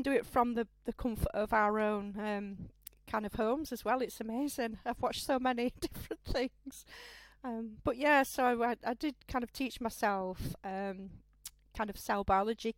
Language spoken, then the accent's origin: English; Sheffield, Yorkshire and the Humber, United Kingdom; I'm a noble Sheffield girl, really, born and bred, as they say, true Yorkshire standard